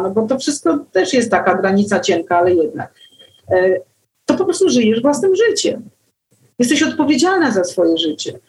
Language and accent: Polish; Warsaw, Masovian Voivodeship, Poland; Ja się urodziłam w Warszawie. Jestem warszawianką z iluś tam pokoleń do tyłu i po prostu miasto jest moim takim naturalnym środowiskiem